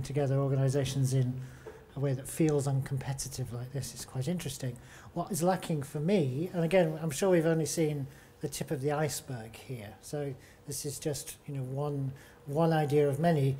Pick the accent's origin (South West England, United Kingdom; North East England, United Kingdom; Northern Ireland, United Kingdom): South West England, United Kingdom; Devon; I'm from Ornhead Arts and I'm from Devon